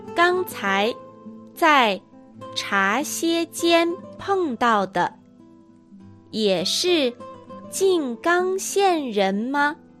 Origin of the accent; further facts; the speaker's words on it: Northeast, Northeast China, China; accent: Dongbei; 私は東北人ですので、東北なまりがあります